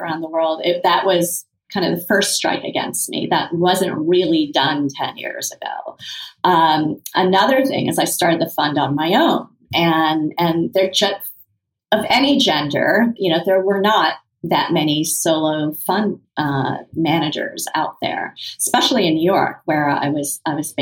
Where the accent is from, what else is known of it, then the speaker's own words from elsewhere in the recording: Kenya; moved away; Having been born in Kenya, being Indian